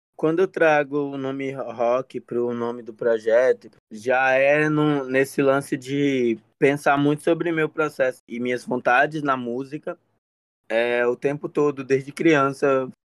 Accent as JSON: {"language": "Portuguese", "town": "Fortaleza", "region": "Ceará", "country": "Brazil", "tie": "born or raised there", "said": "na Sapiranga, o bairro onde eu nasci, vivi a maior parte da minha vida até agora"}